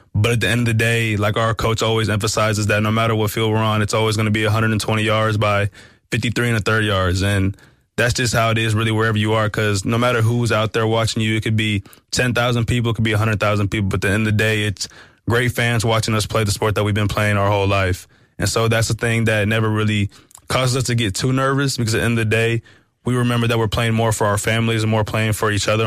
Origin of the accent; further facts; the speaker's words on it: Fort Worth, Texas, United States; moved away as an adult; now in South Bend, United States; I'm from Fort Worth, Texas.